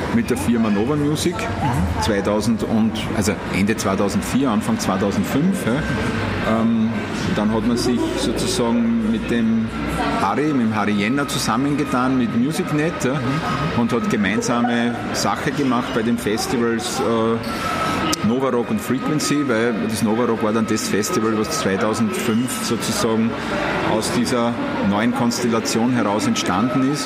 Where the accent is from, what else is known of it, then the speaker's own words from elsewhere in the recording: area around Wiener Neustadt, Lower Austria, Austria; Ich bin 15 Minuten weg von Wiener Neustadt, das heißt, ich bin in der Gegend aufgewachsen